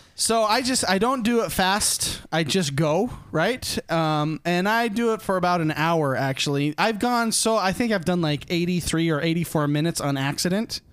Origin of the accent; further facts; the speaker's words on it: Utah, United States; I grew up in Utah